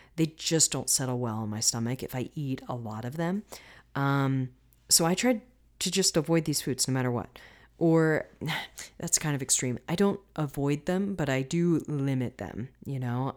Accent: Florida, United States; I'm from Florida

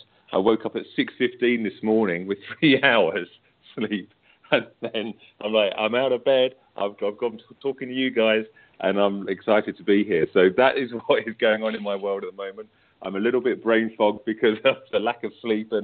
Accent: United Kingdom; accent: British; I'm British

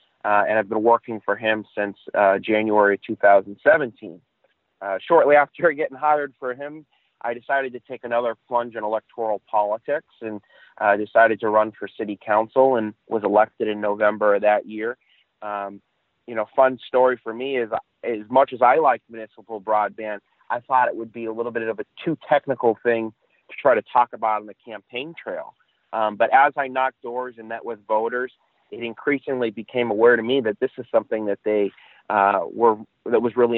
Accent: Chicopee, Massachusetts, United States; I grew up in Chicopee, went to school there, and shortly after my second year of college, was hired by the mayor of the city of Chicopee.

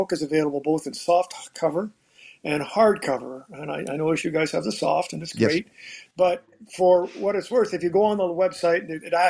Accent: Canada; moved away as an adult; now in Georgia, United States; We came from Canada

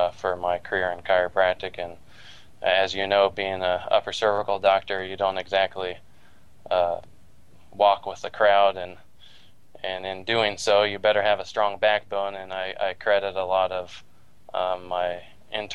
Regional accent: Walnut Creek, California, United States; also born or lived in Davis, California; now in Redondo Beach, United States; I was born in the East San Francisco Bay Area in Walnut Creek. Lived in the same house my whole life till I flew the coop at 18, or actually 20

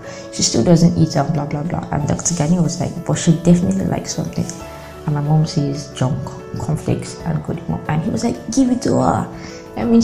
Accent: Delta, Nigeria; I'm from Delta State, so as an indigene

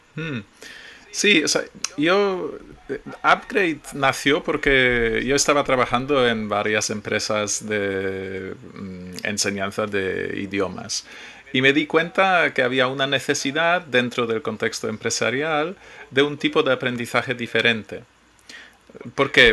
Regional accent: Poland; Spanish is a second language; moved away as an adult; now in Spain; sí, soy polaco. Pero yo eh, no he vivido en Polonia desde hace 20 años, más de 20 años

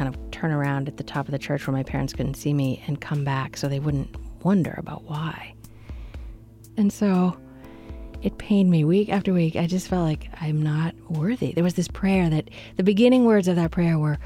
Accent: Canada; I grew up Anglican in Canada

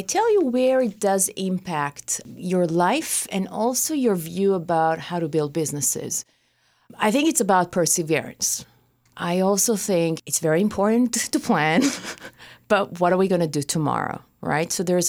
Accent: Israel; I grew up in Israel, so I experienced, five wars, terror attacks? I learned survival from the day I was born.

